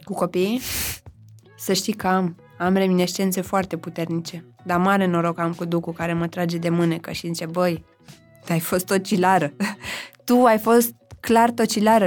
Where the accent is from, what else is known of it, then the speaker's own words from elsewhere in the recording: Zărnești, Brașov County, Romania; moved away; eu sunt din Brașov, respectiv m-am născut în orașul Zărnești, județul Brașov, acolo am făcut liceu